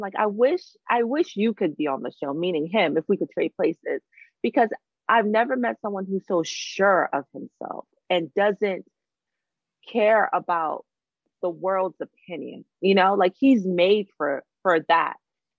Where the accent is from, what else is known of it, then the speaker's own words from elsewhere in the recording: Long Island, New York, United States; I'm a Long Island girl. I grew up in Long Island, you know, I'm a New York girl.